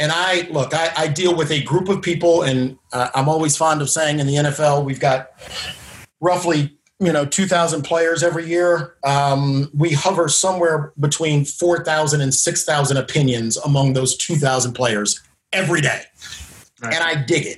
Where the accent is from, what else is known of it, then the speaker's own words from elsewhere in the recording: Washington, District of Columbia, United States; Washington, D.C., my hometown